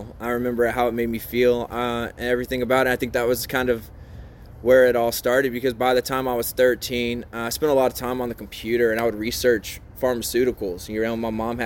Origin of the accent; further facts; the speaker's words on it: between New Orleans and Baton Rouge, Louisiana, United States; moved away; also born or lived in Mississippi; I grew up in the South between New Orleans and Baton Rouge, mostly a little bit of time in Mississippi